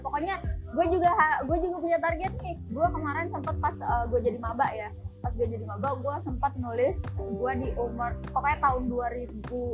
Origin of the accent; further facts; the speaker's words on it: Tangerang, Banten, Indonesia; Orang Tangerang asli.